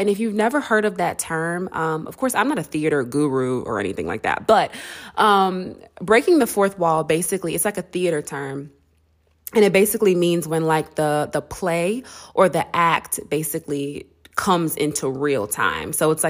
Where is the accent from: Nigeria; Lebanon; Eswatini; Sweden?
Nigeria; because I feel like not only was Black people and Africans and me being Nigerian were able to see our culture and to embrace what was being shown